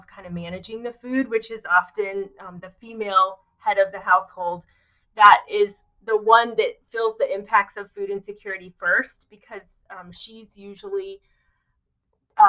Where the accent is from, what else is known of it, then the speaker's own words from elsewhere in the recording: rural Indiana, United States; moved away as an adult; also born or lived in Philadelphia / Philippines; having grown up in rural Indiana